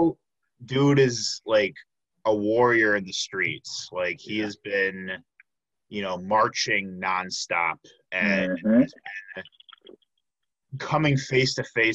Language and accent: English; Chicago, Illinois, United States; I'm from the south suburbs of Chicago, and I just say I'm from Chicago